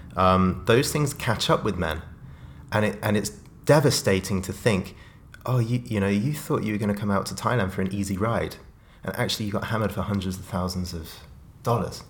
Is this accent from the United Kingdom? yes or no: yes; Oxfordshire, South East England, United Kingdom; growing up in Oxfordshire, the south of England